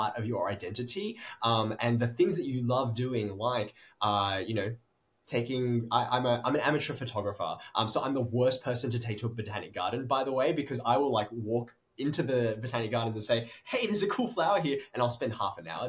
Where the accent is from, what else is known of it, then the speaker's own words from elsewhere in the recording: Sydney, New South Wales, Australia; I was born in Sydney and have lived there my entire life